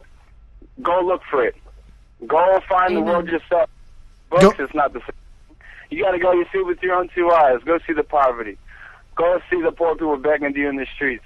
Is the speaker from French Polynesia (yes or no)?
yes; French Polynesia; I'm from Tahiti